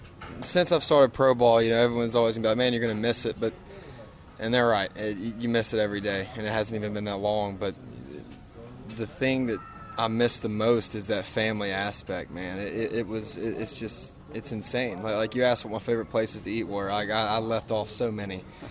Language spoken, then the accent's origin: English; Starkville, Mississippi, United States; also born or lived in Pearl, Mississippi; I grew up 2 hour, 45 minutes away in Pearl, Mississippi. But, you know, just an hour and a half down the road is Starkville.